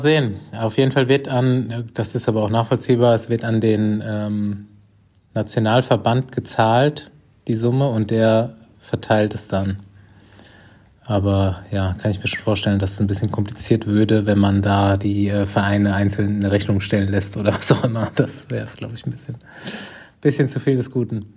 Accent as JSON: {"language": "German", "town": "Aschaffenburg", "region": "Bavaria", "country": "Germany", "tie": "born or raised there", "said": "meine Heimatstadt Aschaffenburg"}